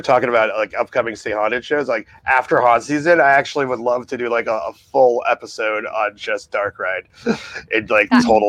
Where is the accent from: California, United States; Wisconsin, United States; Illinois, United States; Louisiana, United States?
California, United States; Thousand Oaks; also born or lived in New Jersey; so I was born in New Jersey, and then I grew up in Thousand Oaks, California, and then moved back to New Jersey for 20 years, and then moved back to California 6 years ago.